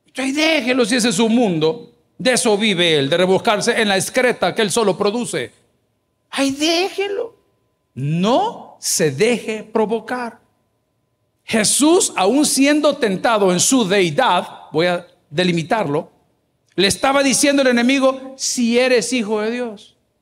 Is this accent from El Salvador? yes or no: yes; El Salvador; en mi país, El Salvador, le llamamos chungueando